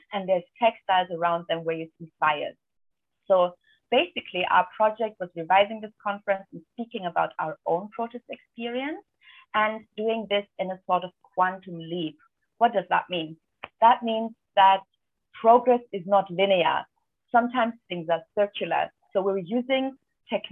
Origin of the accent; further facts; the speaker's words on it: Albania; my home country, Albania